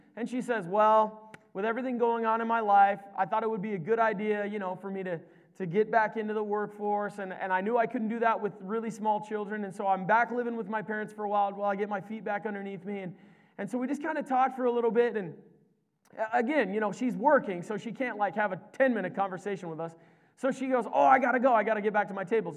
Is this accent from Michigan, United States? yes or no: no; Nebraska, United States; moved away as an adult; also born or lived in British Columbia; I was from Nebraska